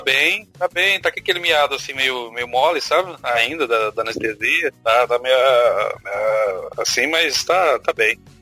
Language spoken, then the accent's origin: Portuguese; Minas Gerais, Brazil; now in Lauro de Freitas, Brazil; Sou da grande metrópole de Minópolis